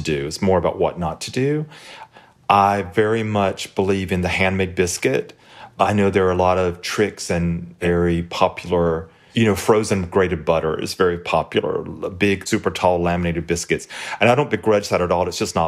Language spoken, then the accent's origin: English; Hartford, Alabama, United States; It is the little town of Hartford where I grew up